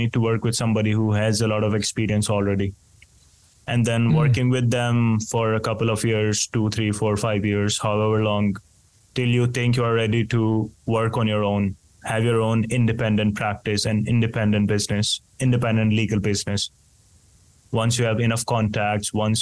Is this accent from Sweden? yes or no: no; India; now in Finland; in a country like mine, for example, where I grew up in India